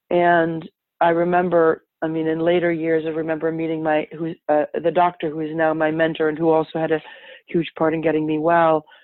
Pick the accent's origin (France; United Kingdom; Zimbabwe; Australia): France; Paris, Île-de-France; now in Los Angeles, United States; I live in Los Angeles, California. I was born and raised in Paris, France, so um, pretty far away from where I live.